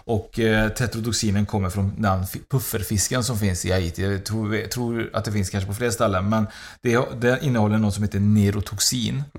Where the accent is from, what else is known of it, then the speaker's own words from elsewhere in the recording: Uruguay; now in Sweden; mitt hemland Uruguay